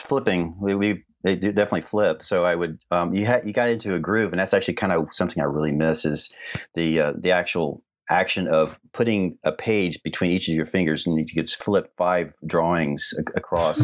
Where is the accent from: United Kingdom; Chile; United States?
United States; Atlanta, Georgia; I grew up in Atlanta area